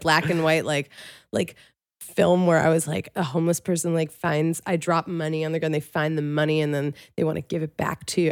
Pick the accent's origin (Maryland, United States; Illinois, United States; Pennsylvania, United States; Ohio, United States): Pennsylvania, United States; Philadelphia; That's where I'm from, the main line